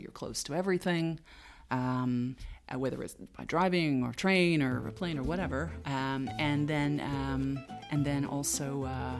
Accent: Boston, Massachusetts, United States; now in Luxembourg; because I came from Boston, people said, oh, Boston's, you know, one of the two cities in the U.S.

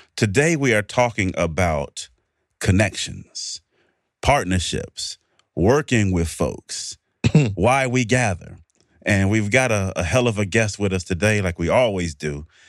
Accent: Mississippi, United States; I'm from Mississippi

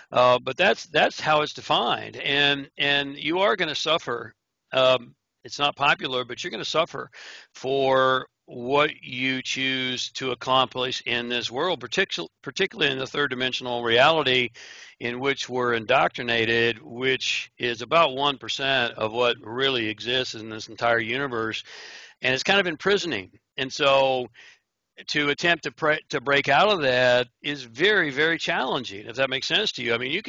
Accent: Oklahoma, United States; also born or lived in Honolulu, Hawaii; I was born in Honolulu, Hawaii, but I grew up, I guess my formative years was in Oklahoma. So if you hear a little bit of an accent that's still hanging on, that's where that's from.

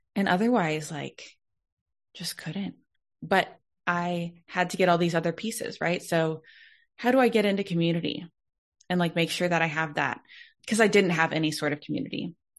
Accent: Dallas, Texas, United States; I was born and raised in Texas, like from Dallas

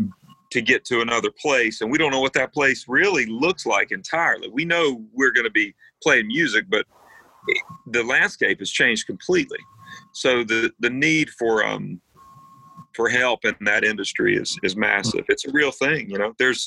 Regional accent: North Carolina, United States; You were born a Braves fan if you were growing up in North Carolina and you had any interest.

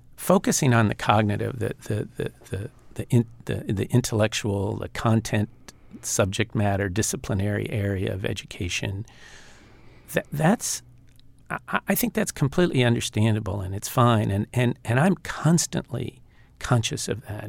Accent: Los Angeles, California, United States; also born or lived in Altoona, Pennsylvania; we moved to Los Angeles when I was about seven or eight. And before that, we grew up in Altoona, Pennsylvania

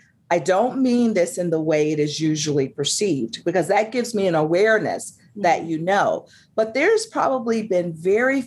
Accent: the South, United States; I'm a Southerner

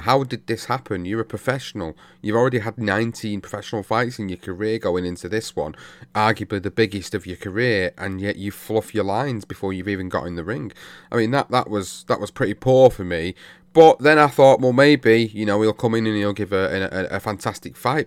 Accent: United Kingdom; as British fight fans

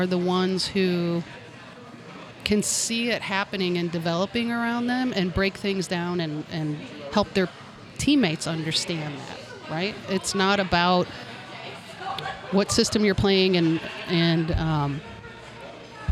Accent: St. Louis, Missouri, United States; I grew up in North County

